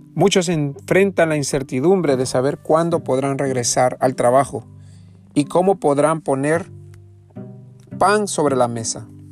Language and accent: Spanish; El Salvador; moved away; yo soy originario de El Salvador.